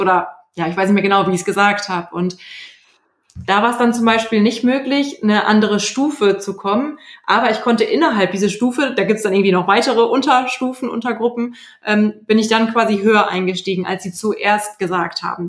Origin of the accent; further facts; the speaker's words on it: Germany; Bei uns in Deutschland